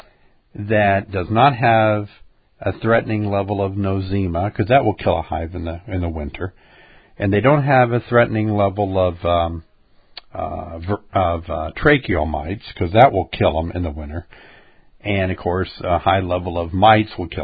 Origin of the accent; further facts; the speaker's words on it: Illinois, United States; we're from Illinois